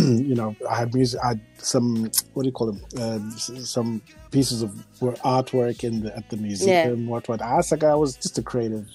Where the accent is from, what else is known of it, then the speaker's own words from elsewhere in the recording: Harare, Zimbabwe; also born or lived in Marondera / Guruve; I was born in Harare